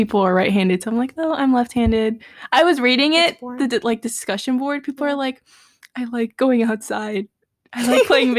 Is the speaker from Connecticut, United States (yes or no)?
no; Miami, Florida, United States; born there; My go-to used to be that I was born in Miami.